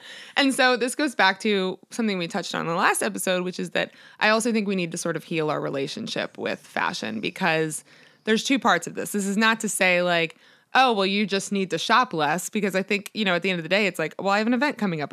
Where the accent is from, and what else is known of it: Annapolis, Maryland, United States; born or raised there